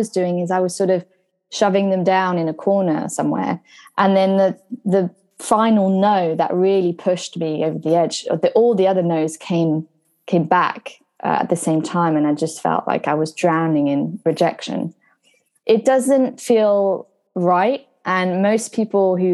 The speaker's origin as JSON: {"language": "English", "region": "Brittany", "country": "France", "tie": "born or raised there", "also_born_or_lived": "Surrey, England", "moved": "as an adult", "lives_now": "London, United Kingdom", "said": "I come from a small town in France"}